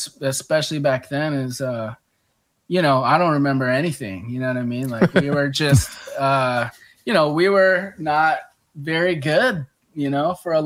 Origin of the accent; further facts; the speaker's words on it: Columbia, South Carolina, United States; moved away as an adult; now in Charleston, United States; I'm from Columbia, which is like 2 hours away.